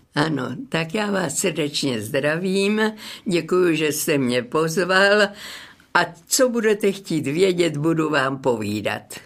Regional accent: Dřetovice, Central Bohemian Region, Czechia; moved away as an adult; also born or lived in Prague / Kladno; now in Hradec Králové, Czech Republic; Narodila jsem se v Dřetovicích, to je malá obec na Kladensku

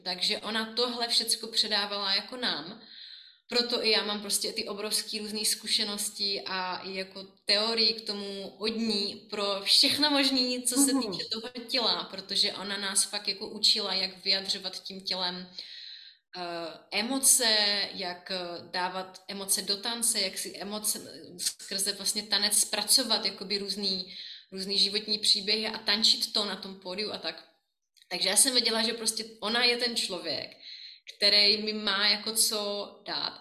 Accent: Brno, South Moravian Region, Czechia; moved away as an adult; now in Prague, Czech Republic; já jsem Brňačka

